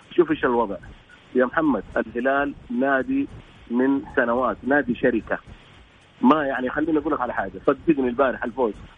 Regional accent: Saudi Arabia; عندنا في السعوديه

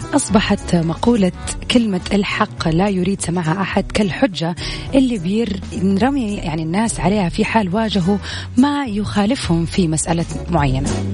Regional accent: Saudi Arabia; accent: Saudi; أنا قاعدة أحاول أتكلم اللهجة المصرية مع السعودية

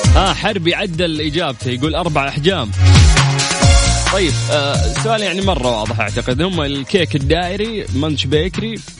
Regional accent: Saudi Arabia; عندنا في السعوديه

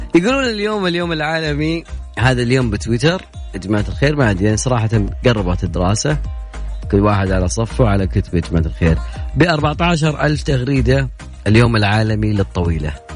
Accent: Saudi Arabia; عندنا في السعودية

